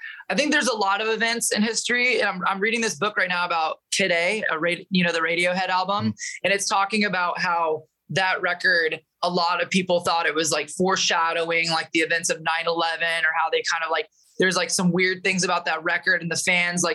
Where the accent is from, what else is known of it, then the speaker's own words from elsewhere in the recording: Medford, Oregon, United States; also born or lived in Michigan; that's where I was kind of born and raised